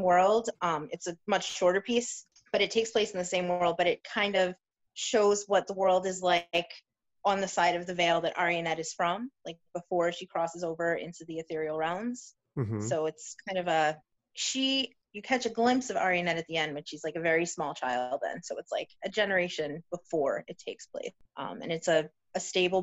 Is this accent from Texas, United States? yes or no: no; New York, United States; I was born and raised in New York, and I'm still here